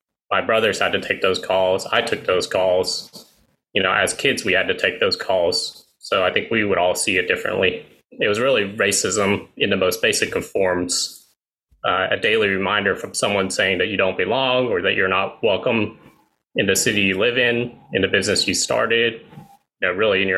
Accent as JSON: {"language": "English", "region": "East Tennessee", "country": "United States", "tie": "born or raised there", "said": "I experienced racism every day of my life growing up in Tennessee, 20 years or so of it"}